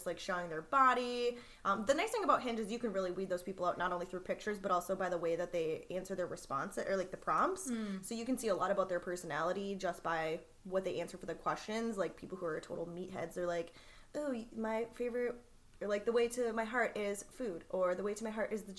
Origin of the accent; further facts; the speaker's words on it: Minnesota, United States; I'm from Minnesota. So fellow Midwesterners